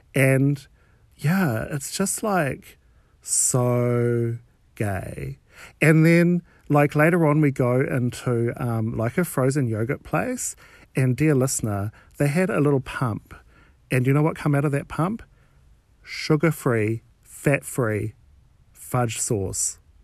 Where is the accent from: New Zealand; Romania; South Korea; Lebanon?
New Zealand; I'm from New Zealand